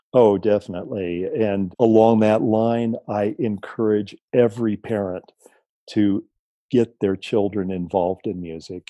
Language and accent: English; San Diego, California, United States; also born or lived in Mexico; moved back to my hometown of San Diego